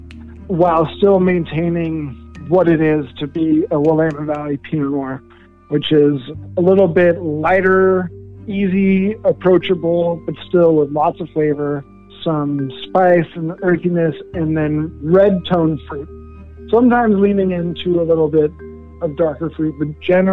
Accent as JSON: {"language": "English", "country": "Denmark", "tie": "born or raised there", "moved": "yes", "lives_now": "Portland, United States", "said": "I was born in Denmark"}